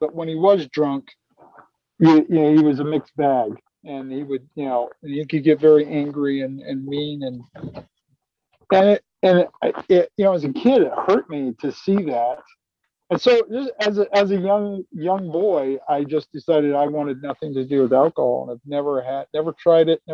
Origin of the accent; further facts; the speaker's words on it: Utah, United States; I grew up in Utah